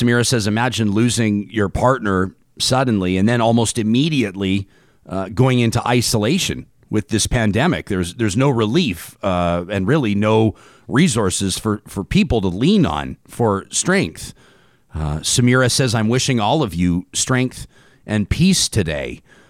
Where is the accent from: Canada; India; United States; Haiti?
Canada; Alberta; as a fellow Albertan, as a Canadian, as a global citizen that was shocked by the footage